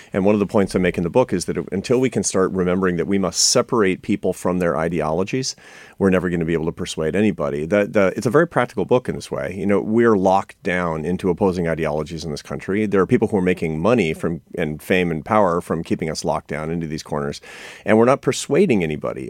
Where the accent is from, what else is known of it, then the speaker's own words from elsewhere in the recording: Seattle, Washington, United States; I come from Seattle